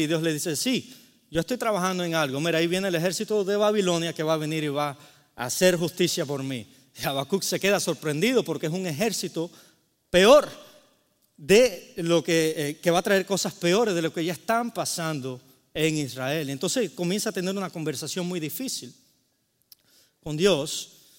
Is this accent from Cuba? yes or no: yes; Cuba; moved away; vengo de Cuba